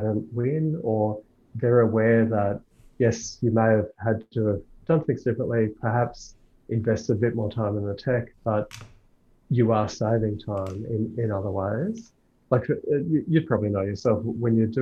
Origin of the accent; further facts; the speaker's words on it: Australia; I'm only Australian, I know no other languages